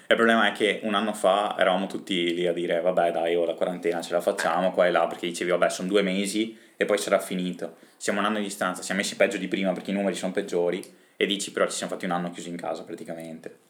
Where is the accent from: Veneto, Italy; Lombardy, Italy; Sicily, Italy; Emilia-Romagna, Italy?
Veneto, Italy; Rovigo; Noi siamo di Rovigo